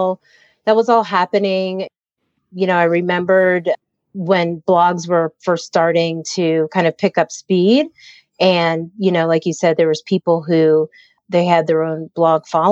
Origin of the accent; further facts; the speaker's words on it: Harrisburg, Pennsylvania, United States; I grew up in Pennsylvania, in central Pennsylvania, in the capital called Harrisburg